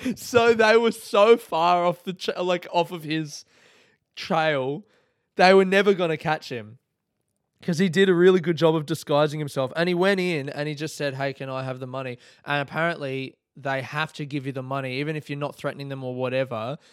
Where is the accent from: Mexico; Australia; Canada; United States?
Australia; Adelaide, South Australia; moved away as an adult; now in Melbourne, Australia; born and raised in Adelaide, calling Melbourne home since twenty twelve.